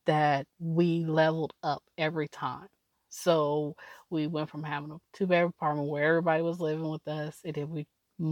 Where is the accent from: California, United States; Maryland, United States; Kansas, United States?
California, United States; Oakland; also born or lived in Alameda, California / Tacoma, Washington / Hayward, California / Emeryville, California; I grew up in Oakland. I was born and raised in Oakland.